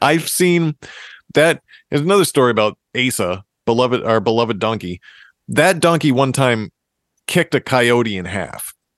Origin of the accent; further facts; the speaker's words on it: Massachusetts, United States; We are from Massachusetts, which is the home of hardcore